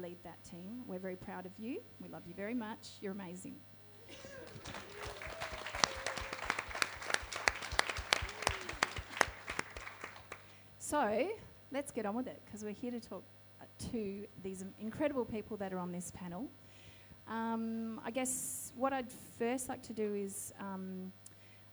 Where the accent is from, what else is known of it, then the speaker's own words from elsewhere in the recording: Wardandi Kaniyang country, southwest of Western Australia, Australia; now in Sydney, Australia; I come from Wadandi Kanayang country, which is in the southwest of Western Australia. I'm Noongar Yamaji.